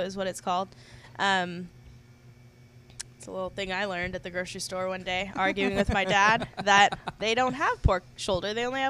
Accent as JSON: {"language": "English", "town": "The Woodlands", "region": "Texas", "country": "United States", "tie": "born or raised there", "also_born_or_lived": "Austin, Texas", "moved": "as an adult", "lives_now": "Galveston, United States", "said": "I grew up in Austin for when I was little, and then in the Woodlands mostly. So I didn't move here until after I graduated college. So really only been here about 5 years."}